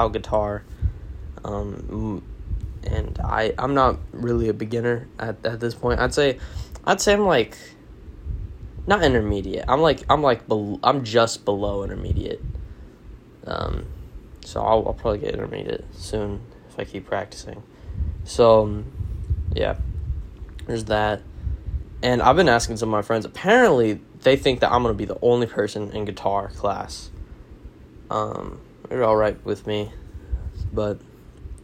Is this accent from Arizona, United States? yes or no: yes; Arizona, United States; I am from the West, Arizona, obviously